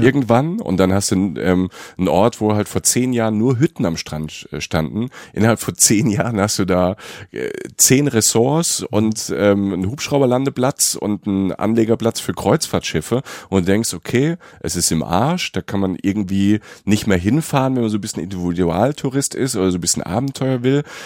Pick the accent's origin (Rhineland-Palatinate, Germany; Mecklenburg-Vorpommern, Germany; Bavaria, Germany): Rhineland-Palatinate, Germany; Pfalz, um mal Werbung zu machen für meine Heimat.